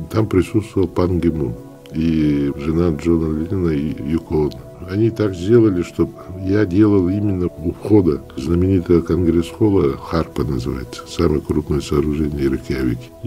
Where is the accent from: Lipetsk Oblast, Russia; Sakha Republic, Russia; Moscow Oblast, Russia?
Sakha Republic, Russia; Vilyuysk; born there; Ну, я родился в Вилюйске, окончил Якутский государственный университет по специальности историк.